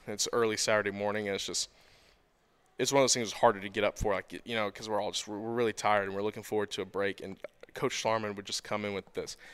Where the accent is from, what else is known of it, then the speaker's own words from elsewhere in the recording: Nicholasville, Kentucky, United States; I was born and raised in Nicholasville, Kentucky